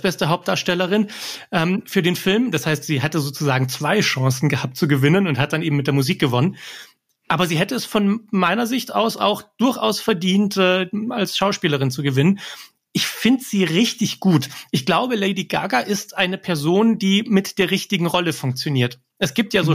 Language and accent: German; Germany; ich bin hier in Deutschland geboren